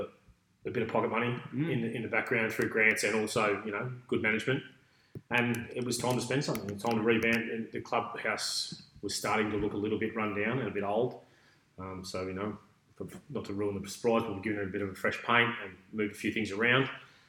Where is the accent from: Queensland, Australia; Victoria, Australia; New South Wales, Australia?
Victoria, Australia; Melbourne; also born or lived in Ipswich, Australia; Yeah, I grew up in Melbourne. We moved there when I was about 12, I think, 12, 13.